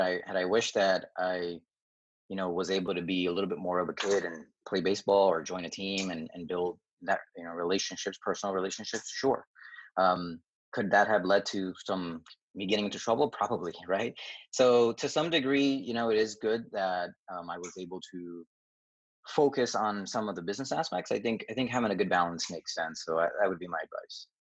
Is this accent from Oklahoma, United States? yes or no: no; New York, United States; also born or lived in Dominican Republic; I was born in Dominican Republic, came to New York, uh, the Queens area when I was about four years old